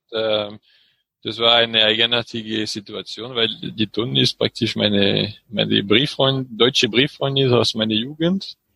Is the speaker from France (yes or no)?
yes; French Alps, France; von meinem Heimatdorf in den französischen